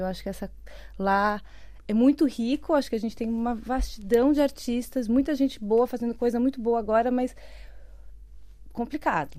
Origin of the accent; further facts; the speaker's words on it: São Paulo, Brazil; moved away as an adult; now in Portugal; Eu sou de São Paulo, uhum. é, morei minha vida inteira lá.